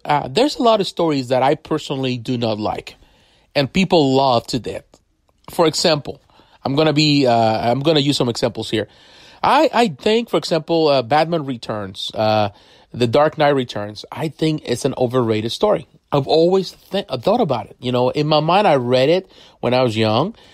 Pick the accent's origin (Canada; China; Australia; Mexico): Mexico; I grew up in Mexico, so I have the opportunity to read comics in Spanish and comics in English